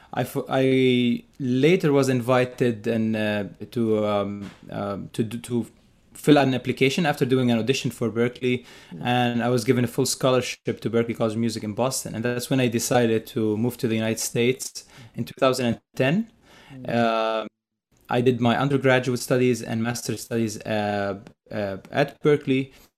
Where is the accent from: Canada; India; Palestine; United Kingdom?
Palestine; Bethlehem, West Bank; moved away; I'm originally from Palestine. I grew up in, uh, in Bethlehem, Palestine, a very historic place.